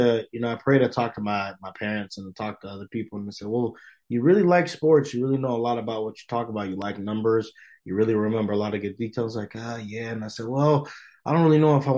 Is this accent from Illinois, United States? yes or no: yes; Chicago, Illinois, United States; moved away as an adult; now in Provo, United States; I'm from Chicago.